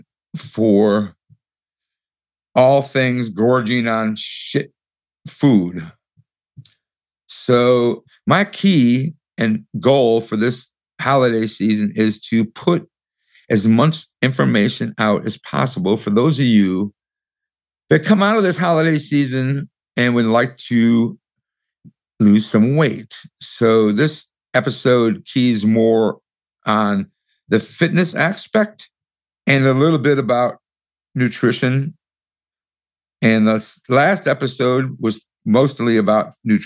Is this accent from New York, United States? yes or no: no; Michigan, United States; moved away; also born or lived in Atlanta; I was born in Michigan and raised in Michigan and moved to Atlanta.